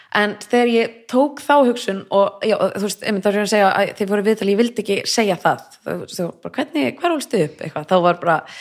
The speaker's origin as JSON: {"language": "Icelandic", "town": "Reykjavík", "region": "Capital Region", "country": "Iceland", "tie": "born or raised there", "also_born_or_lived": "Kópavogur", "said": "ólst upp fyrst í Vesturbænum í Reykjavík og svo flytti ég í Kópavög"}